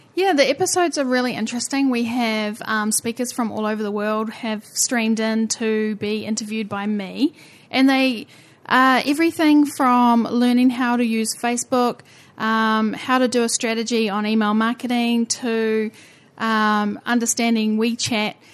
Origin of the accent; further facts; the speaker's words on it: New Zealand; accent: Kiwi; We are slightly unique at the bottom of the earth